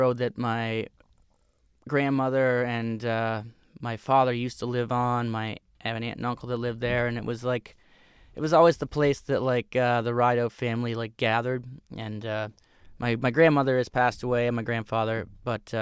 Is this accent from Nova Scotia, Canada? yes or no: yes; Cape Breton, Nova Scotia, Canada; I come from Cape Breton, a similar area that Steph is from